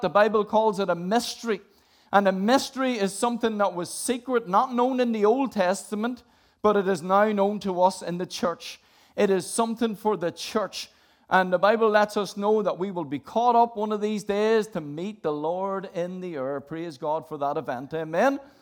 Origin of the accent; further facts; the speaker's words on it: Northern Ireland, United Kingdom; I grew up in Northern Ireland